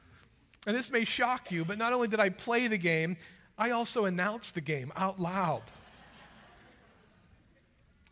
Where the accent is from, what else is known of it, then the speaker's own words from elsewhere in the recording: Western Pennsylvania, United States; as a boy growing up in Western Pennsylvania